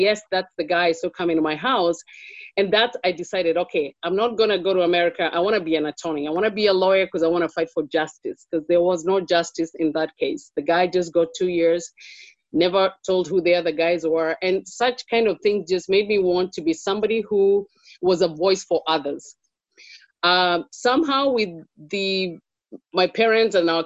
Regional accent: Kenya; moved away as an adult; also born or lived in Pennsylvania, United States; now in United States; I was born in Kenya. I've lived in Kenya longer than

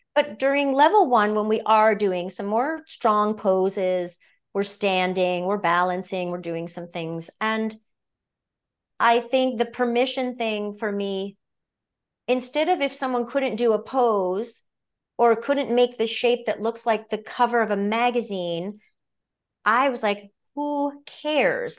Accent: Maine, United States; moved away as an adult; also born or lived in Orlando, Florida; now in Los Angeles, United States; being born and raised in Maine

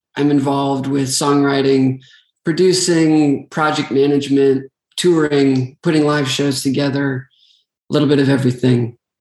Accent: Staples, Minnesota, United States; I'm from a very small town in Minnesota called Staples, Minnesota

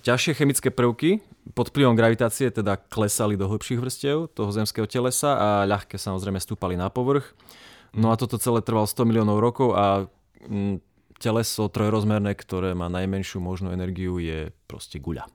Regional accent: Prešov and Košice, eastern Slovakia, Slovakia; sme z Prešova a Košic.

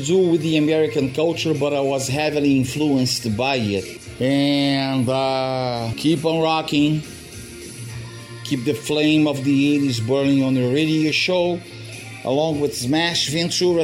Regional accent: Rio de Janeiro, Brazil; I was born in Brazil

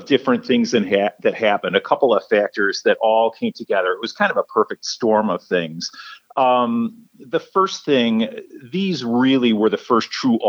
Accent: Chicago, Illinois, United States; growing up in Chicago

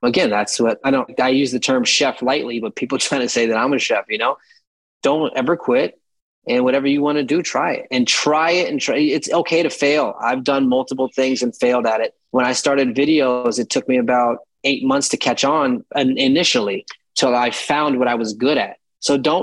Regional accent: Florida, United States; also born or lived in Manhattan, New York; now in New York, United States; I'm from Florida

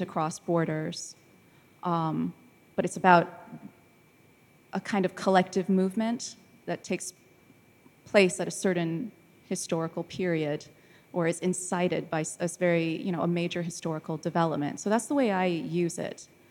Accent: United States; moved away as an adult; now in London, United Kingdom; as an American who then, uh, has moved to London for work

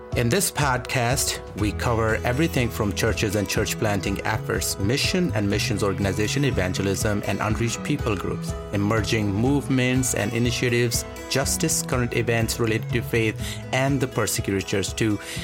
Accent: Pakistan; moved away as an adult; also born or lived in New York, United States; now in United States; I'm Pakistani

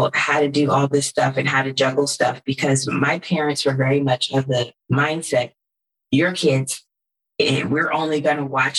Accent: California, United States; moved away as an adult; also born or lived in East Coast; I was born and raised in California

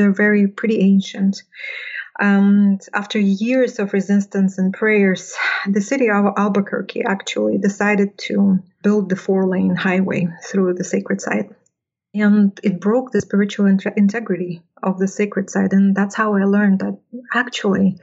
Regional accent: Russia; moved away; I grew up in a community which is about 60 kilometers west of the lake

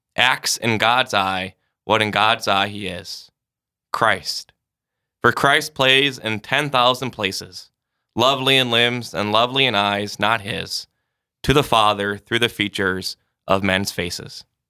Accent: Sioux Falls, South Dakota, United States; I'm from Sioux Falls, so was born and raised here.

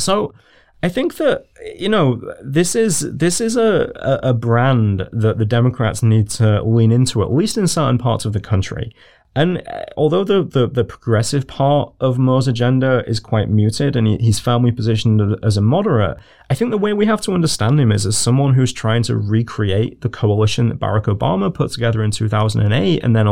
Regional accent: United Kingdom; as a British person

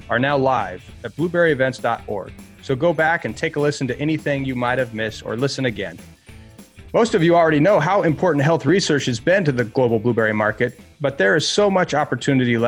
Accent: Montana, United States; my experience growing up in Montana

